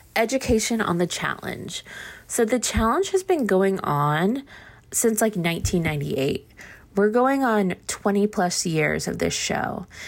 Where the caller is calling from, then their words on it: Austin, Texas, United States; I'm calling from Austin